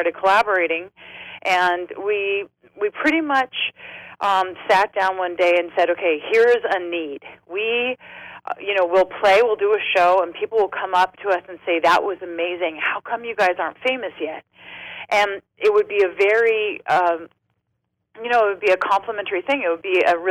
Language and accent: English; San Diego, California, United States; also born or lived in Los Angeles; I'm from San Diego, but I was